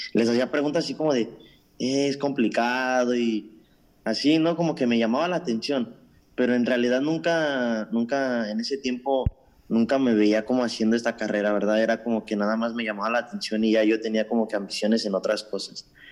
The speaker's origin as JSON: {"language": "Spanish", "country": "Mexico", "tie": "born or raised there", "moved": "yes", "lives_now": "Toronto, Canada", "said": "Soy originario de México"}